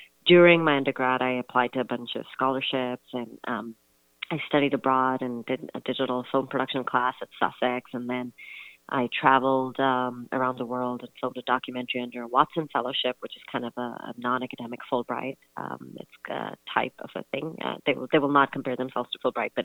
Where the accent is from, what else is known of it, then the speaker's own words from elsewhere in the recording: Pakistan; moved away as an adult; also born or lived in Pasadena, California; my cousins and I growing up in Pakistan